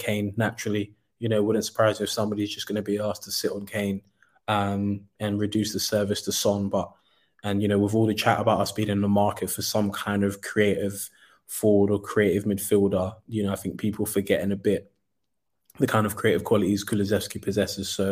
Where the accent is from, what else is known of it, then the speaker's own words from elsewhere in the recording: Nigeria; being a Nigerian